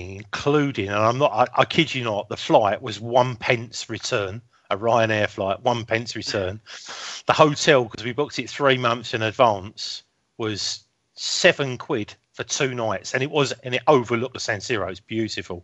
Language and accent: English; England, United Kingdom; we're English